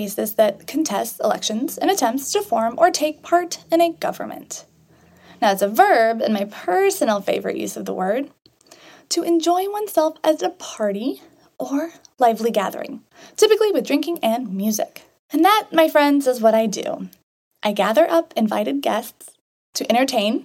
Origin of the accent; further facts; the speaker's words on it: Sherrard, Illinois, United States; I grew up in a small farm town of Sherrard, Illinois.